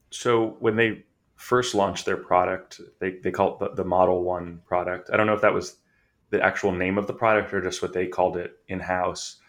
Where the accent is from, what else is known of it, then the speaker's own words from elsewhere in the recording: California, United States; I'm from California